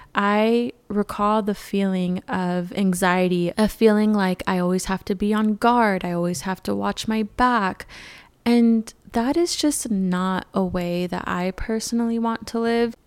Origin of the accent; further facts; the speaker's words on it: California, United States; moved away as an adult; now in Arizona, United States; I moved out of California, which is my home state